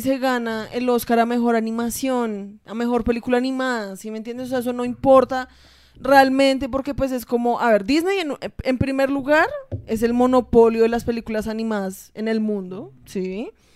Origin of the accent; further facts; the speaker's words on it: Colombia; nosotros como colombianos y hasta como latinos